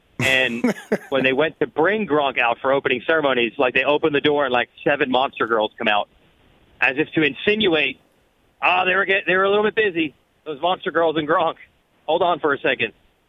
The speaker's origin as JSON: {"language": "English", "region": "New Jersey", "country": "United States", "moved": "yes", "said": "I was from New Jersey."}